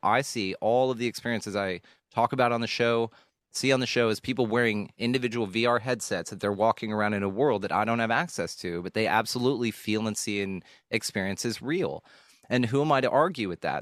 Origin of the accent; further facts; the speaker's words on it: Keller, Texas, United States; also born or lived in Houston, Texas; I grew up in a, a small ish suburban town. It wasn't on land or anything, so we weren't like farmers and shit. It was just a small town, uh, small commu- suburban community in North Texas uh, called Keller, Texas.